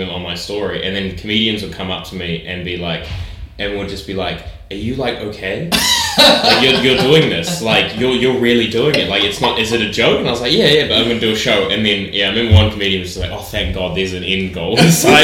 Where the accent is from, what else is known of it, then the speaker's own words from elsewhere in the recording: New Zealand; I grew up in New Zealand